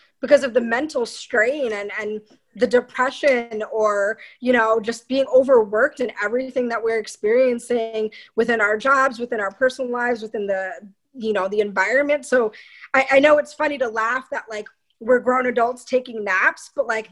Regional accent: New York, United States; moved away as an adult; now in California, United States; we're both from New York

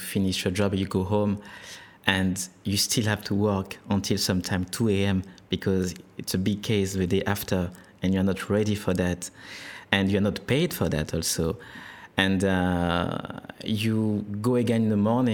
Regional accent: France; accent: French; first language French; English is a second language; moved away as an adult; now in Australia; I'm from France, and my mother language is French

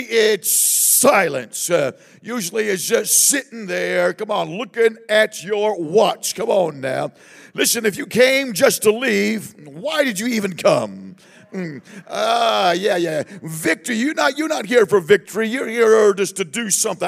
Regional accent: Southern California, United States; we are from Southern California

